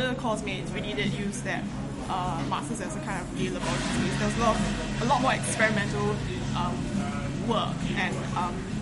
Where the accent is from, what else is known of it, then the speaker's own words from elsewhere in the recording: Singapore; now in London, United Kingdom; I am from Singapore, but I'm currently based in London right now